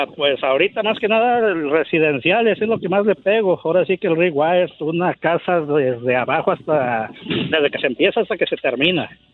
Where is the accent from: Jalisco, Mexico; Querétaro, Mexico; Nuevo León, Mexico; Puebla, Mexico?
Querétaro, Mexico; Tequisquiapan; now in United States; del estado de Querétaro, el pueblo bicicletero se llama Tequisquiapan.